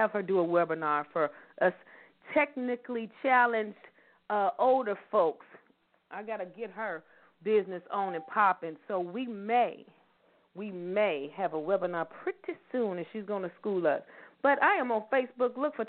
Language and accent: English; Louisville, Kentucky, United States; I am from Louisville, Kentucky. Born and raised, I love being a Louisvillian.